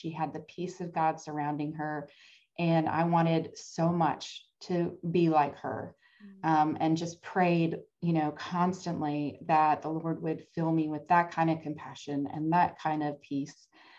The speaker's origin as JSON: {"language": "English", "region": "Massachusetts", "country": "United States", "also_born_or_lived": "Atlanta, Georgia", "moved": "yes", "lives_now": "Houston, United States", "said": "I'm originally from Massachusetts, so you might hear me say you guys as well as y'all."}